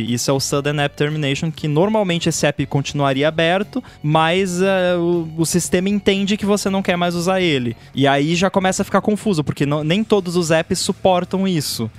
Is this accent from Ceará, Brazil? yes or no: no; Rio Grande do Sul, Brazil; moved away; also born or lived in Canada; só eu ali do Rio Grande do Sul